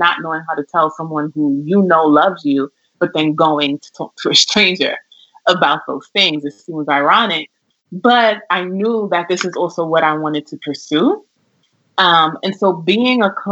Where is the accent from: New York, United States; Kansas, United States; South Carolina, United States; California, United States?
New York, United States; I'm born and raised here in New York.